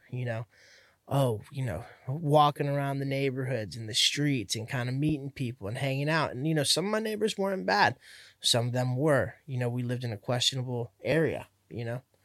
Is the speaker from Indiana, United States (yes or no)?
no; Miami, Florida, United States; also born or lived in Hialeah; now in Central Florida, United States; Miami, not here, not Central Florida, but yeah, Miami